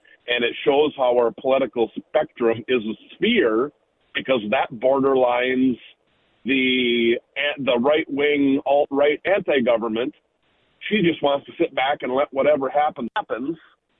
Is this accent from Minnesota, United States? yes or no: yes; Minnesota, United States; We're from Minnesota